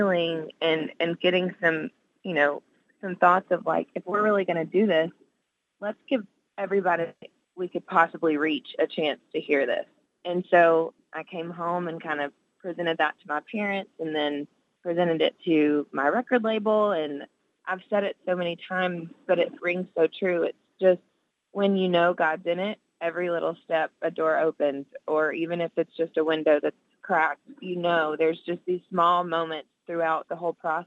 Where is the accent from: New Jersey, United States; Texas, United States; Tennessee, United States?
Tennessee, United States; Nashville; I grew up in Nashville and listening to Christian radio